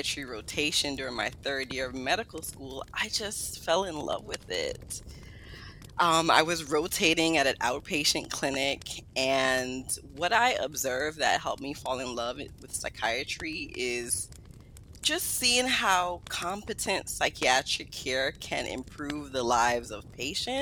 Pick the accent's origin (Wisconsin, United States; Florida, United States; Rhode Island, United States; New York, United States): New York, United States; New York City; also born or lived in Guyana; I was raised in Brooklyn, New York.